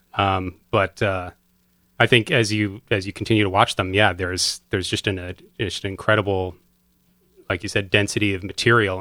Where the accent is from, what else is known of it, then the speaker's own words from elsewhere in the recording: Madison, Connecticut, United States; I grew up in Madison